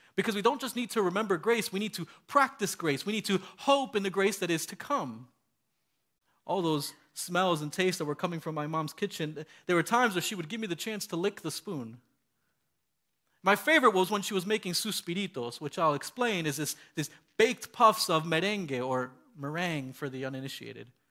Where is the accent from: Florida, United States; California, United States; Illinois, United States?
Florida, United States; Miami; moved away; I grew up in Miami, Florida